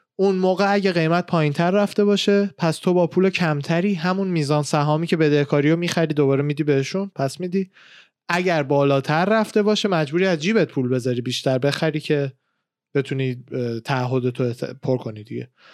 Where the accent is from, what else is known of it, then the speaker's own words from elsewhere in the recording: Iran; moved away; من خودم ایران بودم